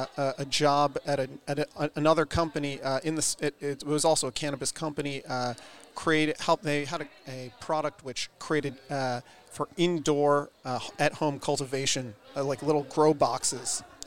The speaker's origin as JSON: {"language": "English", "region": "Connecticut", "country": "United States", "also_born_or_lived": "Manhattan, New York City", "moved": "as an adult", "lives_now": "Israel", "said": "I'm originally from Connecticut, but I've been based out in Israel for the last 13 years approximately."}